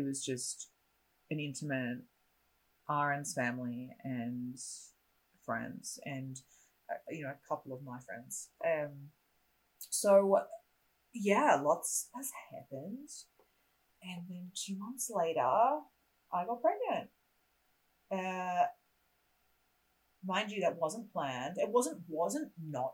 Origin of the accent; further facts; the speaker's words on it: Australia; moved away; I'm a generic Australian